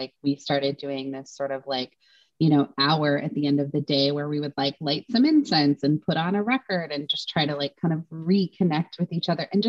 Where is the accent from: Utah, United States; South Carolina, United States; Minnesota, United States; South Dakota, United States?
Utah, United States; also born or lived in Washington / Idaho; I grew up in Utah and then Washington and then Idaho. All very different.